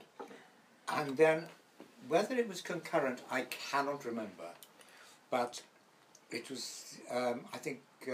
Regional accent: Wales, United Kingdom; also born or lived in Gibraltar; I'm a Welshman, and I left school at 16

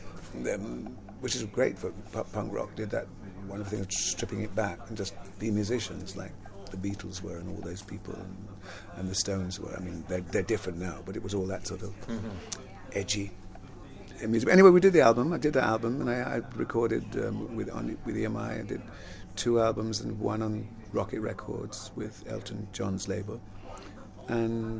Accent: London, United Kingdom; also born or lived in Jamaica / Palmers Green; I was born in Jamaica though, but I grew up in London

